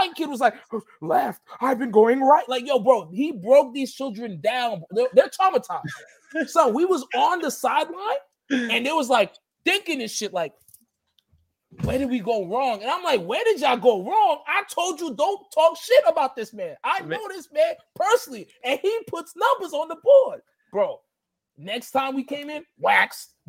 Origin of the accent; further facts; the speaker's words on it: Long Island, New York, United States; I'm from Long Island